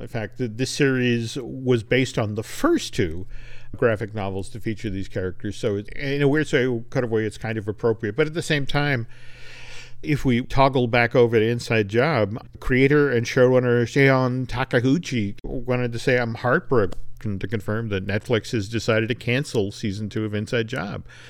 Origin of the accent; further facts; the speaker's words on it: New Hampshire, United States; my home state, New Hampshire